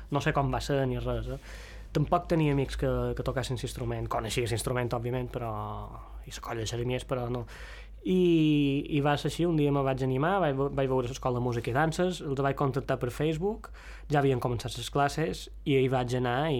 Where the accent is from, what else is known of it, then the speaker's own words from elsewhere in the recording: Mallorca, Balearic Islands, Spain; Som de... la mateixa sí. zona de, de Mallorca i, i sí, una zona bastant, bastant cohesionada.